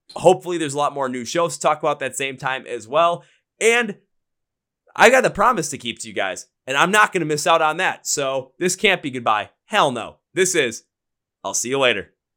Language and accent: English; Milwaukee, Wisconsin, United States; here in my hometown, Milwaukee